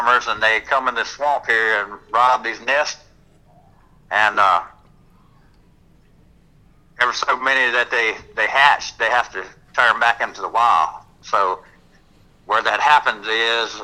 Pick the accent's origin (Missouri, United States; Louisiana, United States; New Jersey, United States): Louisiana, United States; I am in my home state of Louisiana